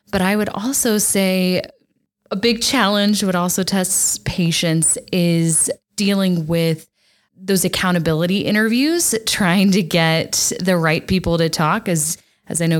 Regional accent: Texas, United States; moved away; growing up in Texas

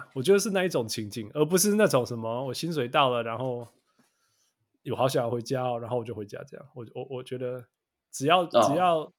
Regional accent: Canada; 那我问你哦，这才因为我们加拿大人都都会知道一些鸟事情、小事情啊。

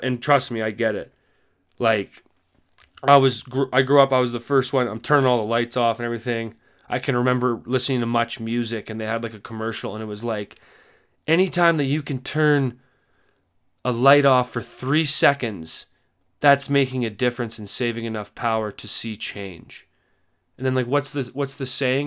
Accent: Canada; me as a Canadian

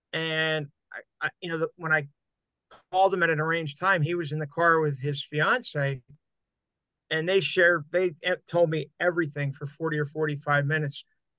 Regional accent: Hazleton, Pennsylvania, United States; I was in Hazleton, my hometown, from 81 to 85.

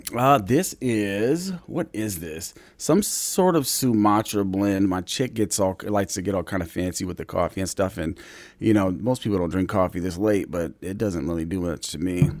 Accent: Anchorage, Alaska, United States; I grew up in Mountain View

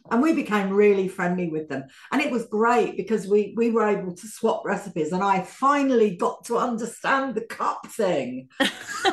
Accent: London, United Kingdom; accent: a bit London; it's a bit London, my accent

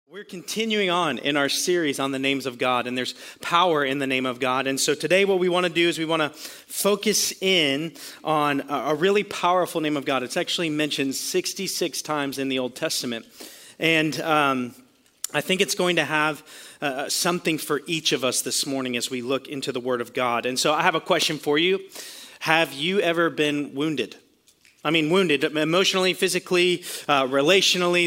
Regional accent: Florida, United States; we're from Florida

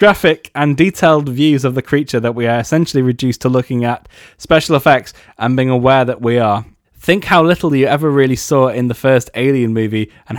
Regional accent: England, United Kingdom; Well, I'm English.

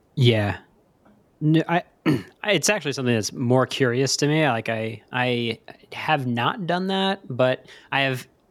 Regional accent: New York City, New York, United States; moved away; As a New Yorker, a native New Yorker

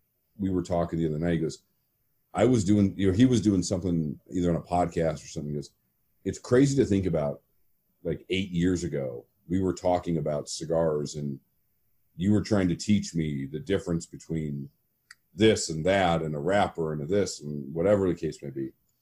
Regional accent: Seattle, Washington, United States; moved away as an adult; also born or lived in San Francisco; now in Phoenix, United States; I've only lived here for 11 years. So I moved down here in November 2009. I grew up in Seattle, and short of college in San Francisco, Seattle's basically my home until moving here.

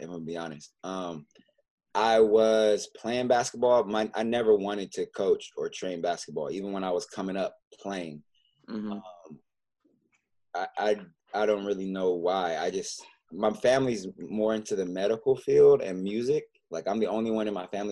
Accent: La Verne, California, United States; growing up in Southern California was a blessing

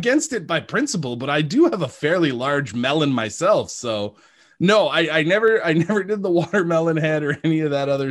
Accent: Hay River, Northwest Territories, Canada; moved away as an adult; also born or lived in Regina; I grew up in the Northwest Territories

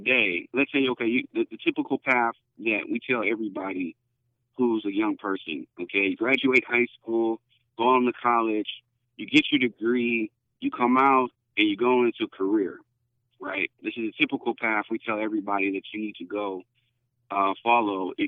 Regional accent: Detroit, Michigan, United States; moved away as an adult; now in Houston, United States; I'm not from Texas originally. Grew up in Detroit, Michigan originally

